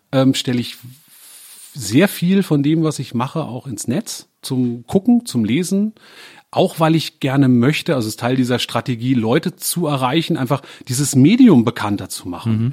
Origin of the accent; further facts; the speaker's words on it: Germany; als Deutscher